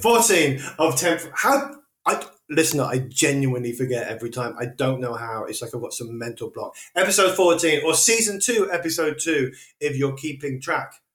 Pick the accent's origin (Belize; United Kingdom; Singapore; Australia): United Kingdom; Wolverhampton, West Midlands; a lad from the, the centre of England, at uh, Wolverhampton